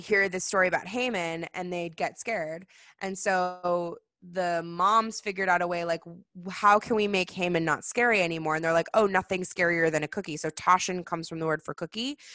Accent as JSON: {"language": "English", "town": "Seattle", "region": "Washington", "country": "United States", "tie": "born or raised there", "also_born_or_lived": "California", "moved": "yes", "said": "growing up in Seattle"}